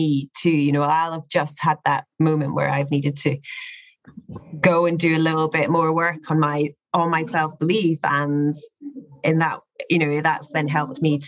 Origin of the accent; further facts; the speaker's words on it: Scotland, United Kingdom; moved away as an adult; also born or lived in Dubai; I'm from Scotland